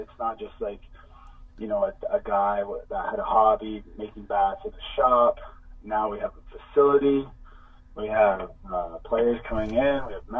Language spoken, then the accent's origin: English; Canada; And I wanted to say that we're all Canadian.